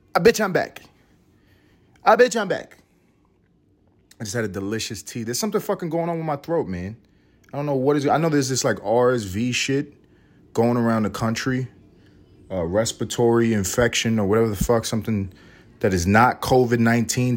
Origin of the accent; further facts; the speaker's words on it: New York City, New York, United States; I'm from New York City